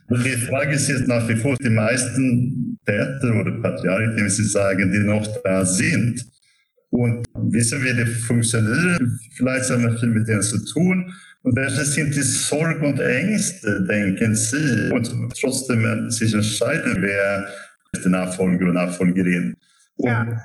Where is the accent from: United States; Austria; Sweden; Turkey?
Sweden; German is a second language; now in Germany; Ich komme aus Schweden, deswegen also habe ich viele Erfahrungen, aber auch in Deutschland natürlich.